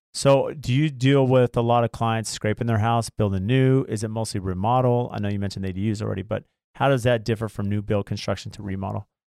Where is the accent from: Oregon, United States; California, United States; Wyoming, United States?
California, United States; Lemon Grove; also born or lived in La Mesa; I grew up in La Mesa, well, Lemon Grove